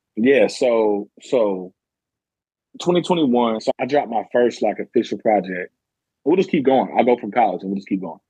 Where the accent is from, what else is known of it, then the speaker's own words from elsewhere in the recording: Murray, Kentucky, United States; also born or lived in Madisonville, Kentucky; I'm from Madisonville, Kentucky. I actually grew up in Murray, Kentucky